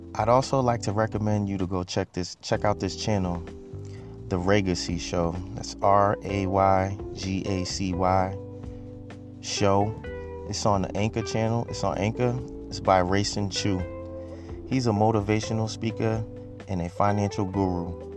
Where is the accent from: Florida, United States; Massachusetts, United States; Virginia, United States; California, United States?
Massachusetts, United States; Boston; I grew up in Boston, mainly grew up in the rougher parts